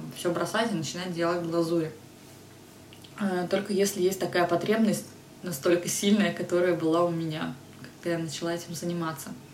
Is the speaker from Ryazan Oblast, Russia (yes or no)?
no; Podolsk, Moscow Oblast, Russia; Я тогда жила в Подольске, я вообще родом из Подольска